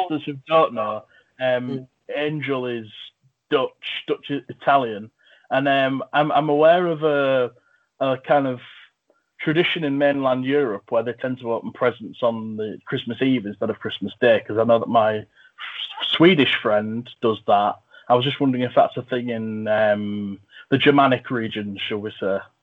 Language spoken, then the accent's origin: English; England, United Kingdom; I'm from England